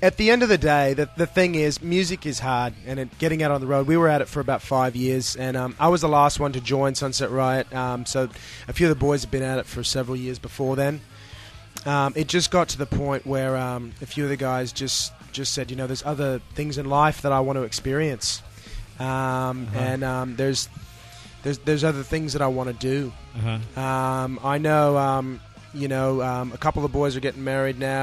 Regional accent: Sydney, New South Wales, Australia; We're from Sydney, Australia

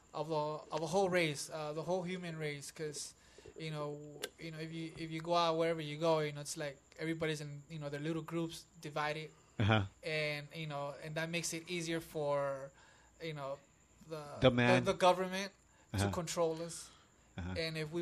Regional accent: California, United States; Born and raised here in California.

